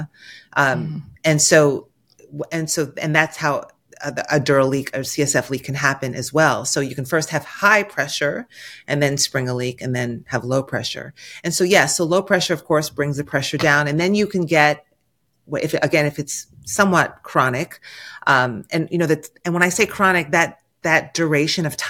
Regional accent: New York, United States; I'm a New Yorker

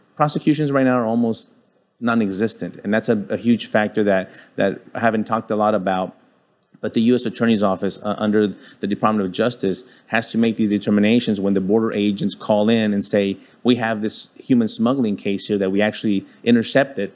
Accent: El Paso, Texas, United States; being born and raised in El Paso, Texas

